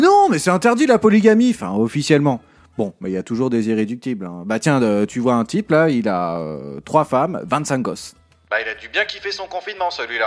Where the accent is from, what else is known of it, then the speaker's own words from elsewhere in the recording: France; je suis français.